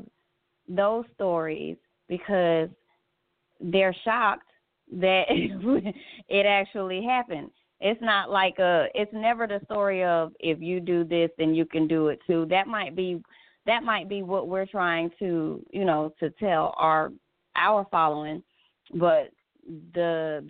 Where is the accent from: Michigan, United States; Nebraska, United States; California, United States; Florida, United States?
California, United States; moved away; also born or lived in the South; I'm from California. So out there, I had white friends, Mexican friends, Vietnamese friends.